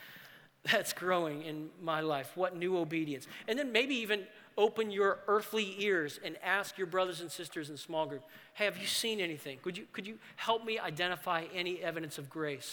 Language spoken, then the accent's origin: English; New Orleans, Louisiana, United States; the church that I grew up in New Orleans